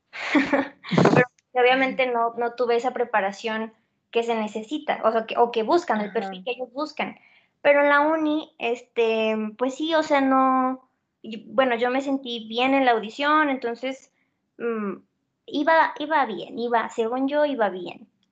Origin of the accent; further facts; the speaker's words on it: Zacatecas, Mexico; moved away; Tengo 20 años y soy de Zacatecas.